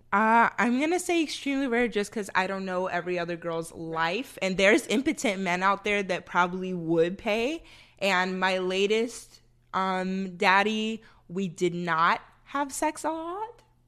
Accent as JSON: {"language": "English", "region": "the North", "country": "United States", "moved": "yes", "lives_now": "Austin, United States", "said": "I'm from up north, and where I'm from, it snows, baby"}